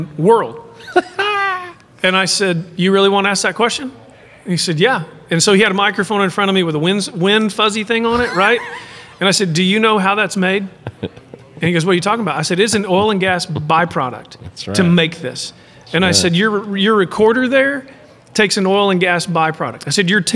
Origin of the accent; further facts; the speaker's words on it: Midland, Texas, United States; I was from Midland, Texas